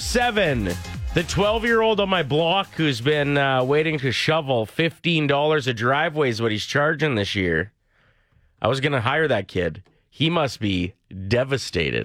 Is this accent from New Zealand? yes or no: no; near Neilburg, Saskatchewan, Canada; moved away; Nielburg, a town near my hometown.